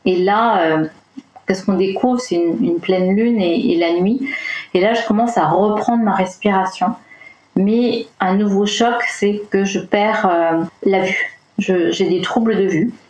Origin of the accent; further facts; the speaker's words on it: Brittany, France; Je viens de Bretagne, du fond de la Bretagne intérieure, dirons-nous.